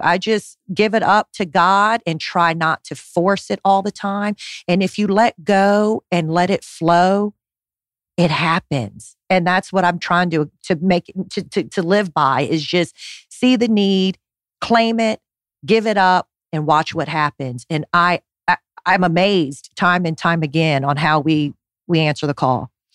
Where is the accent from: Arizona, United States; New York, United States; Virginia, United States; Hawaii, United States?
Hawaii, United States; Honolulu; It's what I did growing up in Honolulu